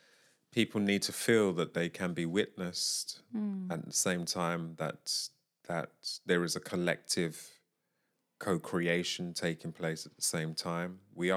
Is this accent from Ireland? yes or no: no; Syria; they know that I'm from Syria.